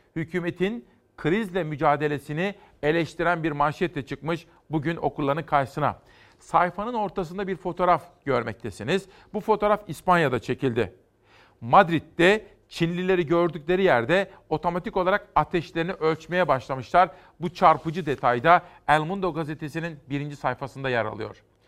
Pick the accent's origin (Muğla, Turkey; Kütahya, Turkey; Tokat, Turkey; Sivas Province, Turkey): Kütahya, Turkey; Kütahya'dan, memleketimden